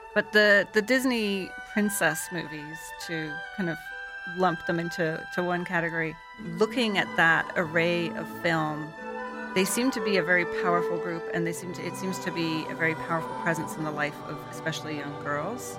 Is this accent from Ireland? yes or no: yes; Ireland; I grew up in Ireland